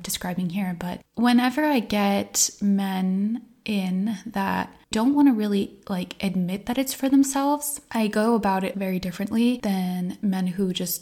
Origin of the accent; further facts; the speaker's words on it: United States; now in Iceland; I grew up in the United States on the East Coast in the greater New York area and in a pretty conservative little pocket of a blue state